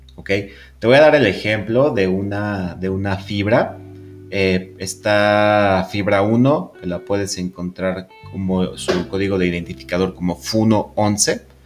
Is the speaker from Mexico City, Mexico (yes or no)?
yes; Mexico City, Mexico; los que somos de la Ciudad de México